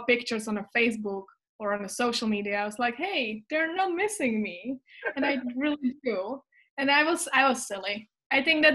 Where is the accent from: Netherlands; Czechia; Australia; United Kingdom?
Czechia; English is a second language; moved away as an adult; also born or lived in Canada; I was also volunteering in the summer camps back in Czech